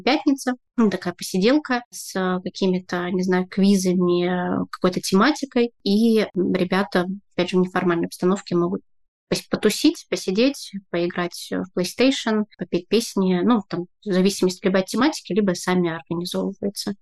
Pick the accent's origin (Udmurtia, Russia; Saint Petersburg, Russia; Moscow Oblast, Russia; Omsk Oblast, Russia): Saint Petersburg, Russia; moved away as an adult; now in Tbilisi, Georgia; я из Петербурга